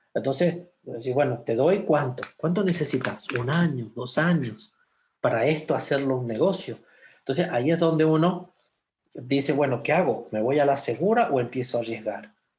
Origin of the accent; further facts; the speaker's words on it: San Juan, Argentina; moved away as an adult; now in Sonora, Mexico; como buen argentino